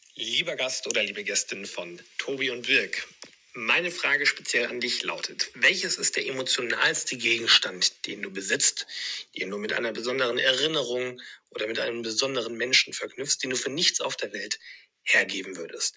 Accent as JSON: {"language": "German", "region": "Central Germany", "country": "Germany", "said": "bei uns in Mitteldeutschland"}